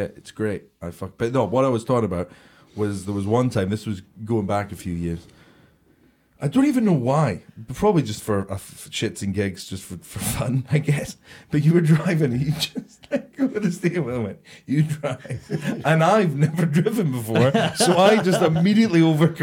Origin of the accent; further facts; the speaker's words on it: Scotland, United Kingdom; accent: Scottish; I don't think I have like a very strong Scottish accent